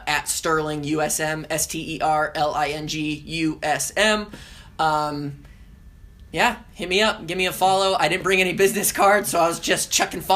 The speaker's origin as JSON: {"language": "English", "region": "Southern California", "country": "United States", "tie": "born or raised there", "moved": "yes", "lives_now": "Hattiesburg, United States", "said": "I grew up in Southern California, and I grew up going to Disneyland"}